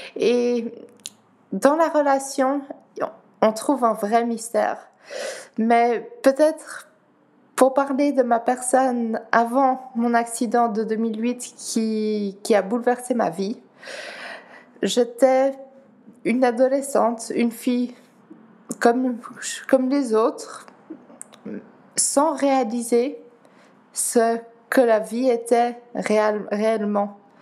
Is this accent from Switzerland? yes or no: yes; Geneva, Switzerland; first language Dutch; French is a second language; also born or lived in Netherlands; je suis née à Genève, d'origine néerlandaise par mes parents, donc euh, c'est ma langue maternelle également. J'ai appris le français à l'école